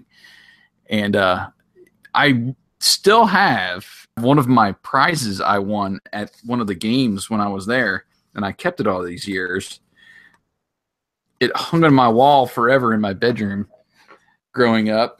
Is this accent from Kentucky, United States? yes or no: no; Curwensville, Pennsylvania, United States; Kerwinsville Days, which was in my hometown